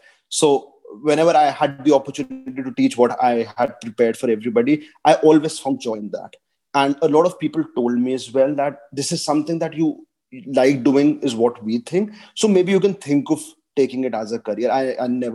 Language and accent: English; Dehradun, Uttarakhand, India; moved away as an adult; also born or lived in Delhi / Gujarat; I come from Dehradun, where the sports culture is extremely, extremely, sophisticated, and everybody loves to play.